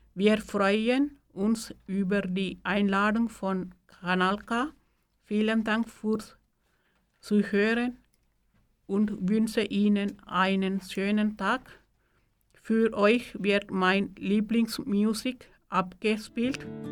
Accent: Sri Lanka; first language Tamil; German is a second language; moved away as an adult; now in Suhr, Switzerland; Davor lebte ich in Sri Lanka. Meine Muttersprache ist Tamilisch

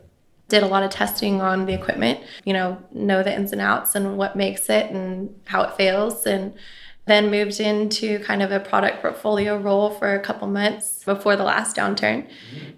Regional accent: Houston, Texas, United States; also born or lived in Midland, Texas / Melbourne, Australia / Austin, Texas; Spent 3.5 years there and then moved back to Houston. And I've been in Houston

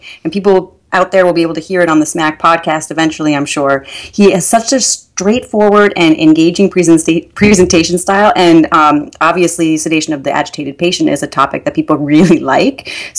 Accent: Minnesota, United States; moved away; I'm from Minnesota, as you know, so I do not like 100 degrees at all

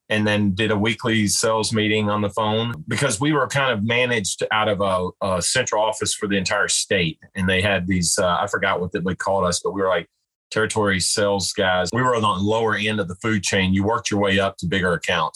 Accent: Owensboro, Kentucky, United States; somebody in my hometown. And at that time, I wasn't expecting to go back here

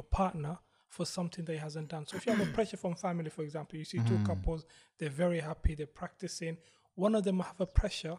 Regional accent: London, United Kingdom; I came from Southeast to North London.

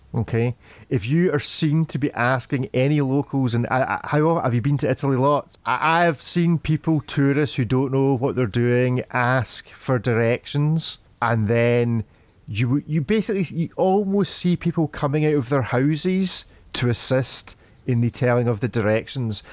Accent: Scotland, United Kingdom; I'm a Scotsman

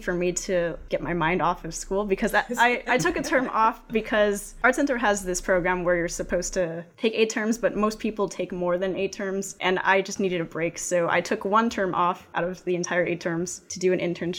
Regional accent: West Covina, California, United States; also born or lived in Pasadena, California; now in Arcadia, United States; I was in West Covina, where I grew up with my parents up until the early 2000s, and then I moved to Arcadia

